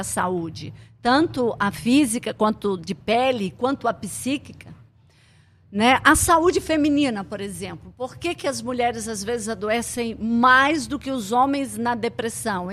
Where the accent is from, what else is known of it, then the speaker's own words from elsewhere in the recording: Blumenau, Santa Catarina, Brazil; moved away as an adult; now in Amazonas, Brazil; Eu cheguei com 19 anos em Santa Catarina, sou de Blumenau